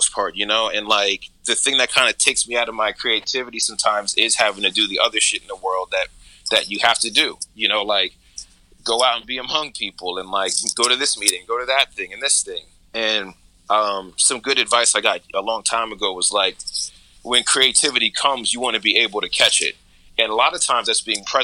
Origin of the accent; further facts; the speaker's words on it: New Jersey, United States; now in Brooklyn, United States; I'm from Jersey originally, so I'm not from a busy environment